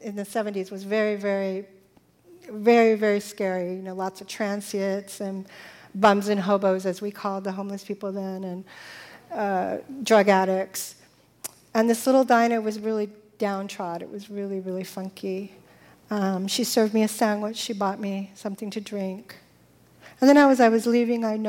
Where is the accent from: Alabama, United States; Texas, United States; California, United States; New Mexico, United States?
California, United States; the Valley; I grew up in the Valley because I was a Valley girl